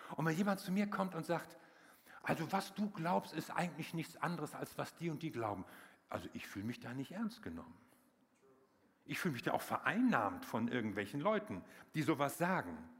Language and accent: German; Wuppertal, North Rhine-Westphalia, Germany; bei uns in Wuppertal, ich komme aus Wuppertal